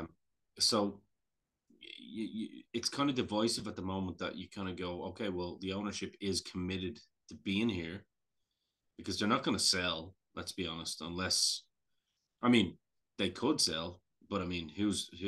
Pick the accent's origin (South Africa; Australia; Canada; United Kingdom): Canada; as a Canadian, as a Canadian fan, actually